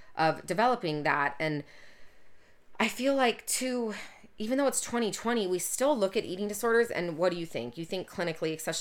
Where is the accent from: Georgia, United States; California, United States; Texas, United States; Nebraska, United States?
California, United States; Orange County, Southern; growing up in Orange County